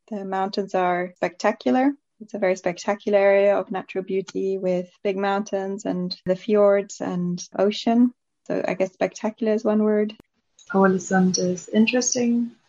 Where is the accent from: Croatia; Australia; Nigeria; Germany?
Germany; also born or lived in Belgium; now in Norway; my father is English and my mother is Finnish, but I grew up in Germany and Belgium and now I live in Norway